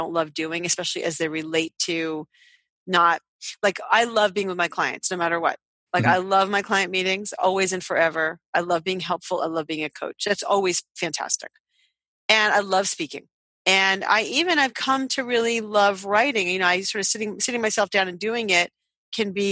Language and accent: English; Boston, Massachusetts, United States; I'm from Boston